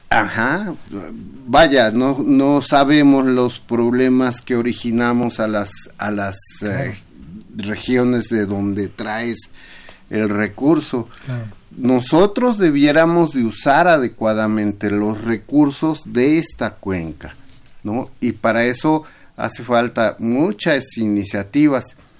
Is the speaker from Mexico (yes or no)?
yes; Mexico City, Mexico; allá en mi pueblo, en Iztapalapa